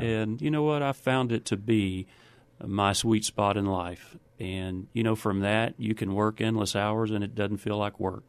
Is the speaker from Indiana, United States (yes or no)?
no; Waco, Texas, United States; also born or lived in New Braunfels, Texas; I grew up in Waco, Texas